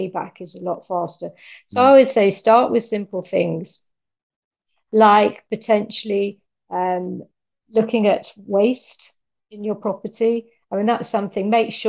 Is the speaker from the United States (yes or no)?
no; United Kingdom; now in Italy; I'm a Brit